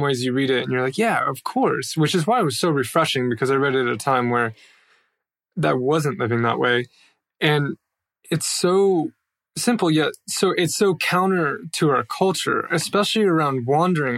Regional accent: United States; moved away as an adult

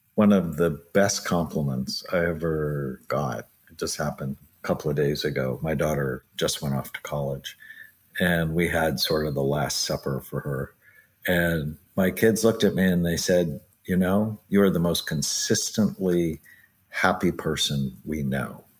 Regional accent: Southern California, United States; I grew up in Southern California

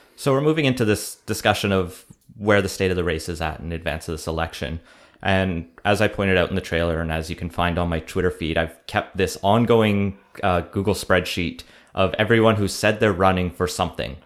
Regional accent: Alberta, Canada; now in Vancouver, Canada; we're both from Alberta, me and …

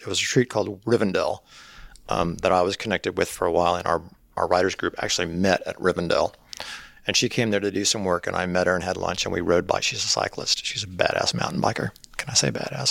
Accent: Cleveland, Mississippi, United States; moved away as an adult; also born or lived in Picayune, Mississippi / Leland, Mississippi; now in Sewanee, United States; I grew up in, in Cleveland and then Leland, graduated from Leland High School

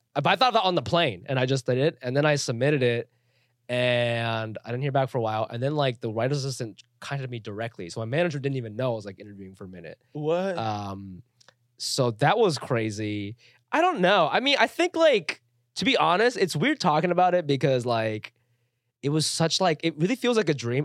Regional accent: Ohio, United States; also born or lived in Chiba, Japan; now in New York, United States; I grew up in Ohio

